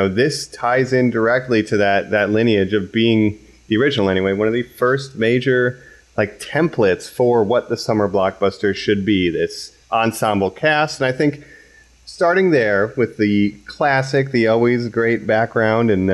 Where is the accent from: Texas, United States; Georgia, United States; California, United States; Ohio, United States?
Ohio, United States; near my hometown in Ohio.